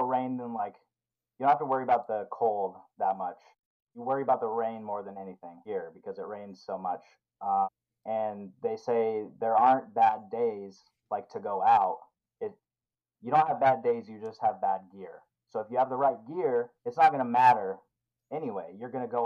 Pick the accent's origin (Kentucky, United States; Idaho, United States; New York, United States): Idaho, United States; also born or lived in Colorado; now in Alaska, United States; I'm from Idaho, so like it gets cold where I'm from